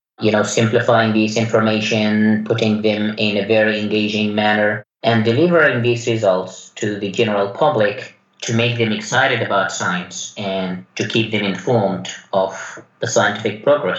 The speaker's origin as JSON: {"language": "English", "country": "Yemen", "tie": "born there", "second_language": "English", "said": "Well, I was born in Yemen. There wasn't really much going on in terms of science"}